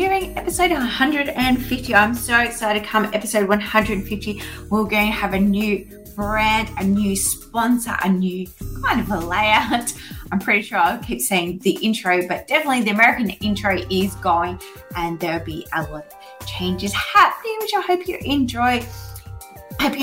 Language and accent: English; Australia; born or raised there